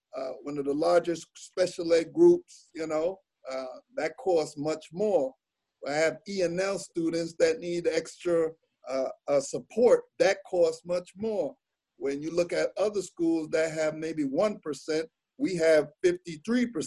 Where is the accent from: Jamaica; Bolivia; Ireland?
Jamaica; I'm Jamaican